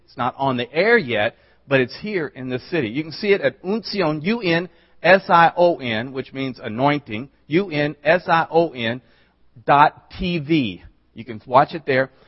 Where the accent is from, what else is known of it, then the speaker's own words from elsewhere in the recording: the South, United States; I'm from the South